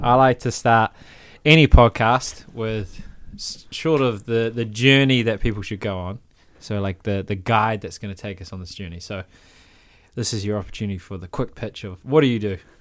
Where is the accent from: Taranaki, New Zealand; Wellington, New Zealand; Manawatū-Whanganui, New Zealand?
Manawatū-Whanganui, New Zealand; Palmerston North; I'm from Palmerston North, it's much worse